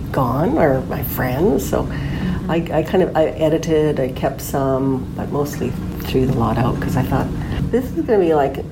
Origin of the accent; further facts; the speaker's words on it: Sundre, Alberta, Canada; also born or lived in Edmonton, Alberta; I grew up in Sundre, Alberta